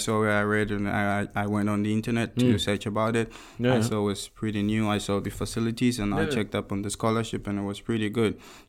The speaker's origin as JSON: {"language": "English", "town": "Cape Coast", "region": "Central Region", "country": "Ghana", "moved": "as an adult", "lives_now": "Korea", "said": "I'm from Cape Coast."}